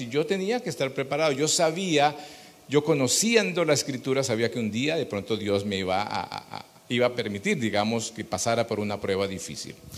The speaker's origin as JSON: {"language": "Spanish", "region": "Bogotá", "country": "Colombia", "said": "somos colombianos, bogotanos"}